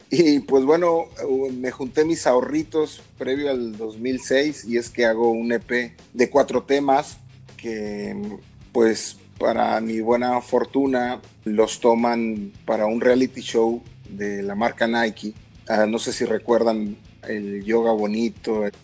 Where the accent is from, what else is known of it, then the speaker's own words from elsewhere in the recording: Monterrey, Nuevo León, Mexico; yo llevaba el club de Rayados de Monterrey de donde soy originario.